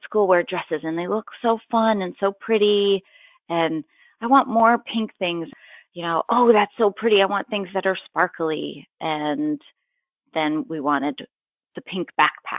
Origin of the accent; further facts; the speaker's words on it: New Hampshire, United States; I was born in New Hampshire, where I lived with my parents